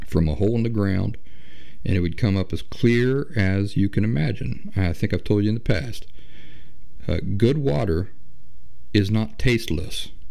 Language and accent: English; Appalachia, United States; I grew up in the Appalachian wilderness on hundreds of acres of untouched wooded forest